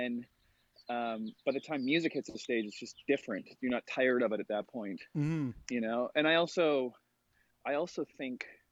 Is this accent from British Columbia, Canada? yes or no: yes; Langley, British Columbia, Canada; I grew up in Langley, which is like a suburb outside of Vancouver